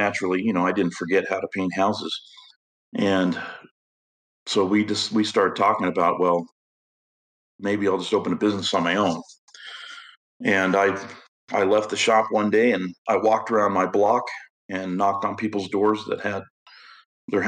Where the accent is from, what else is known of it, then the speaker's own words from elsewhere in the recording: Idaho, United States; moved away; I grew up in Idaho, and Idaho is, you know, country type living is what I was used